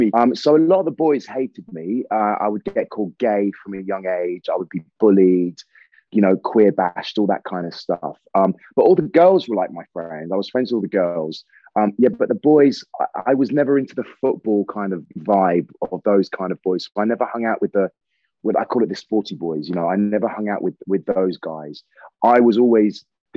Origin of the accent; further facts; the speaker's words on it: Dorset, South West England, United Kingdom; also born or lived in Salisbury / Sidmouth, Devon / Liverpool; I was born in Salisbury. I lived in Dorset with my grandparents and my mother till I was 13. And then we moved to Devon.